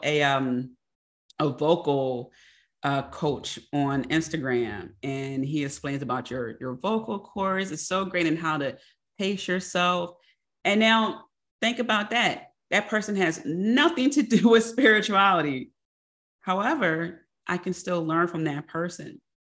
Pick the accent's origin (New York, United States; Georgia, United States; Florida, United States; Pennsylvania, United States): Pennsylvania, United States; Philadelphia; I'm also a Philadelphian